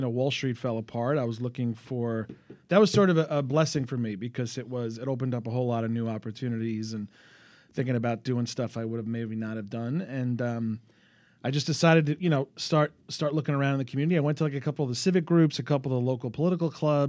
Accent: New York City, New York, United States; I grew up in Bay Ridge. I grew up in an apartment building on Shore Road

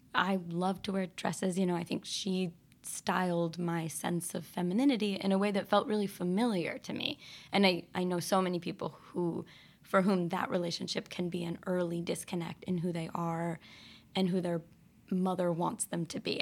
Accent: Northampton, Massachusetts, United States; also born or lived in Georgia; growing up in Northampton and having queerness all around.

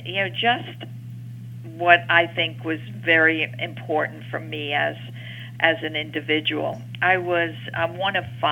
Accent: New York City, New York, United States; I'm a New Yorker, raised in Queens in the town of Jackson Heights

